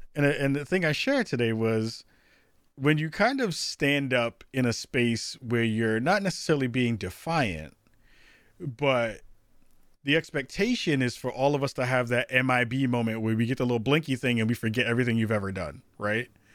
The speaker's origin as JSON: {"language": "English", "town": "New York City", "region": "New York", "country": "United States", "said": "I'm a regular dude from the, from the Bronx"}